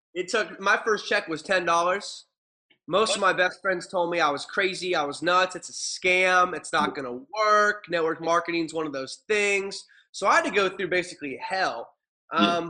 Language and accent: English; Ohio, United States; moved away as an adult; also born or lived in Arizona; I grew up in Ohio